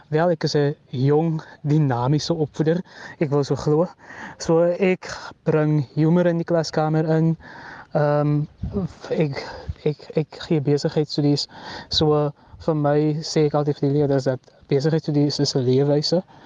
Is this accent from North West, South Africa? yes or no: no; George, Western Cape, South Africa; in George waar ek vandaan kom